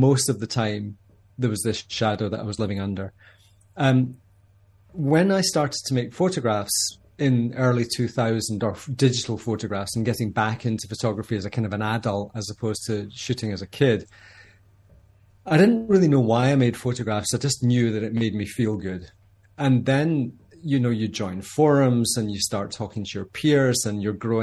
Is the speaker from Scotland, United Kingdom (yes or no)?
yes; Scotland, United Kingdom; When you're 19 years old, growing up in Scotland